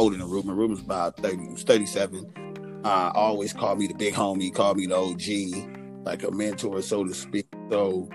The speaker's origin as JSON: {"language": "English", "town": "Los Angeles", "region": "California", "country": "United States", "tie": "born or raised there", "said": "I grew up in South Central. So South Central"}